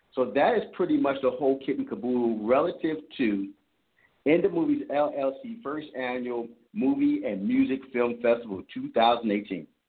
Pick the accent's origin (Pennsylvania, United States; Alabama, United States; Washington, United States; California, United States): Pennsylvania, United States; Philadelphia; I'm from Philadelphia